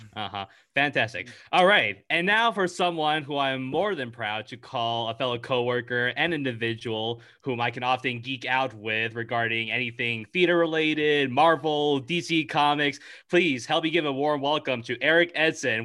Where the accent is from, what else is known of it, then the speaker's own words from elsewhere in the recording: California, United States; I'm from California